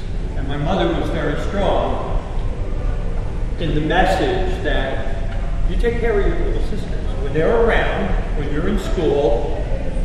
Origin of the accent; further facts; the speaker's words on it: Elizabeth, New Jersey, United States; I was born in Elizabeth, New Jersey, to two practicing Catholic parents